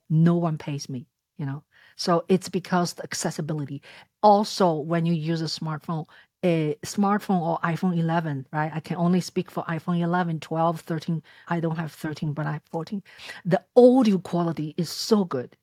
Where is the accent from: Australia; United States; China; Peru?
China; Shanghai; moved away; I was born in Shanghai and came to this country thirty-some years ago